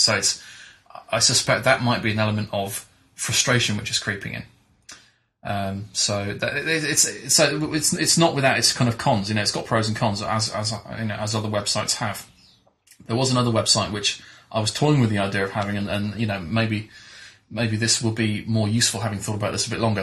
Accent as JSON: {"language": "English", "region": "England", "country": "United Kingdom", "tie": "born or raised there", "said": "as an English school kid, I did the usual things of French and German"}